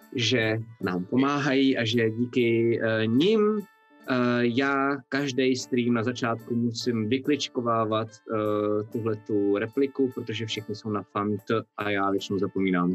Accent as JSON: {"language": "Czech", "country": "Czechia", "said": "Já nejsem angličan, já jsem Čech"}